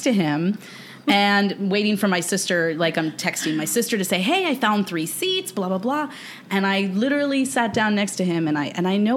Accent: Miami Shores, Florida, United States; I'm from Miami Shores, and I'm, like, 305 till

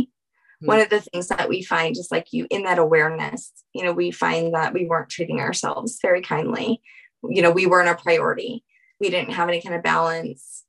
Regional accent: Louisiana, United States; my family, we're from Louisiana.

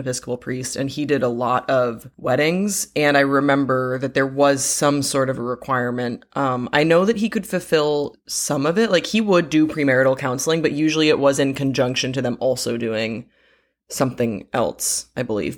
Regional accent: Belgium; moved away; the community that I grew up with in Belgium It's really, really close knit

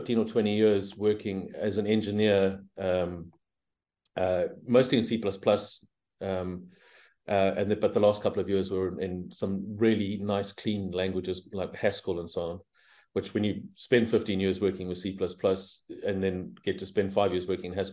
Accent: South Africa; moved away; also born or lived in Southeast Asia; You probably can hear that I'm originally South African, but I've spent a lot of my time living here and in Southeast Asia

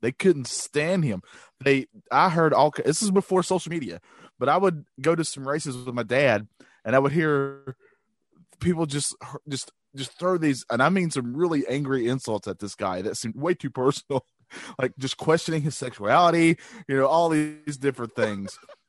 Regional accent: North Carolina, United States; down here, I'm from North Carolina. So growing up in North Carolina

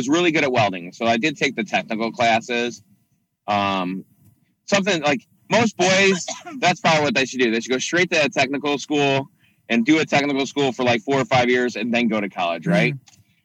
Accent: Chicago, Illinois, United States; I grew up in Chicago, in and out of the city

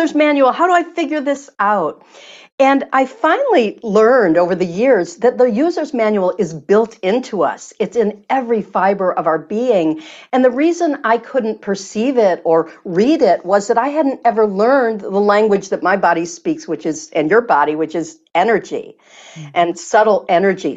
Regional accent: Michigan, United States; I'm from Michigan

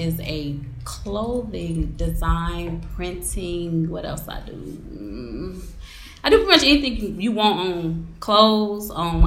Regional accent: Kankakee, Illinois, United States; My hometown is Kankakee.

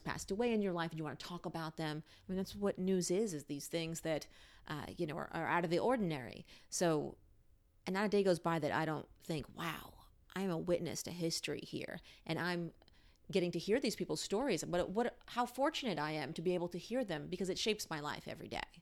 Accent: New York, United States; now in Washington, DC, United States; I grew up in New York

